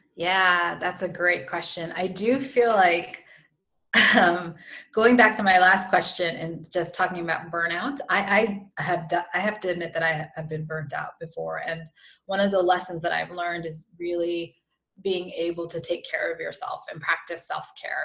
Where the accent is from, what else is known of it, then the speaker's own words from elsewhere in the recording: California, United States; moved away; I'm from California originally